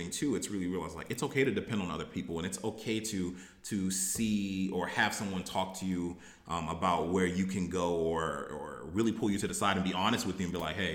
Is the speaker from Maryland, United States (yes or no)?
yes; Baltimore, Maryland, United States; also born or lived in Texas; um, now, you know, I always say I, I grew up in Baltimore, um, and I'm from Baltimore because I feel like that's where I developed. You know, I was originally born in Texas